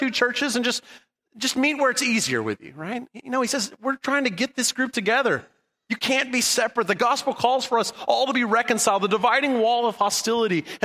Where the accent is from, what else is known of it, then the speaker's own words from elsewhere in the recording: Southern California, United States; I grew up in Southern California after the Dust Bowl era